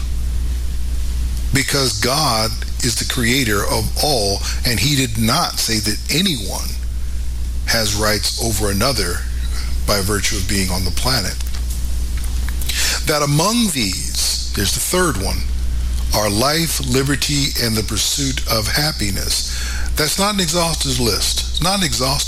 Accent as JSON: {"language": "English", "country": "United States", "tie": "born or raised there", "said": "I am an American, not just by birth"}